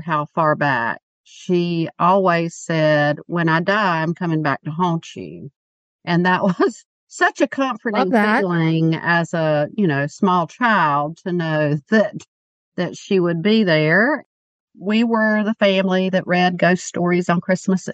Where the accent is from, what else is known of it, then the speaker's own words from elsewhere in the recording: Mount Holly, North Carolina, United States; moved away as an adult; now in Wake Forest, United States; I grew up outside of Charlotte, North Carolina, but we've been here for 25 years